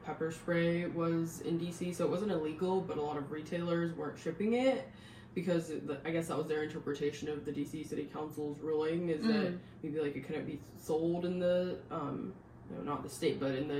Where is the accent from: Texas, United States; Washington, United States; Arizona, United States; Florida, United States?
Washington, United States; Seattle; also born or lived in California; now in Northern Virginia, United States; I grew up in the Seattle area, lived in California for a couple years